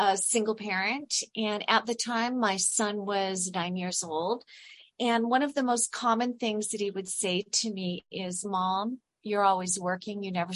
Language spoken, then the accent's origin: English; California, United States; I'm originally from California.